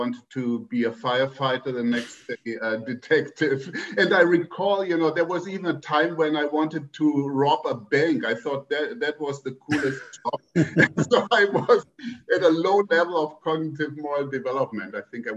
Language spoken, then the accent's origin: English; Germany; born or raised there; moved away